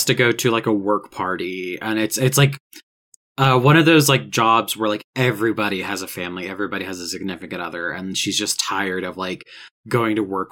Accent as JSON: {"language": "English", "town": "Augusta", "region": "Georgia", "country": "United States", "tie": "born or raised there", "said": "Augusta, Georgia, right? Which is my hometown."}